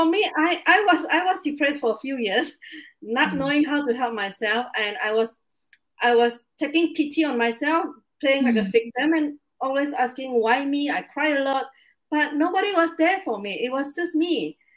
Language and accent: English; Indonesia; English is a second language; now in Singapore; So I'm an immigrant. I came from Indonesia to Singapore, and I've been living here for 19 years.